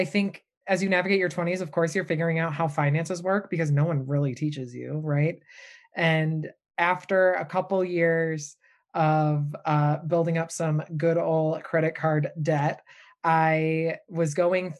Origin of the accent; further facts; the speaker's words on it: Michigan, United States; moved away as an adult; now in Boston, United States; Born and raised in Michigan